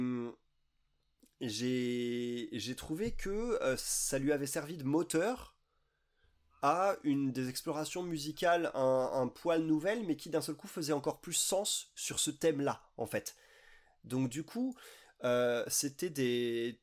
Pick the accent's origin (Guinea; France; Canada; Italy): France; en tant que blanc et en tant que français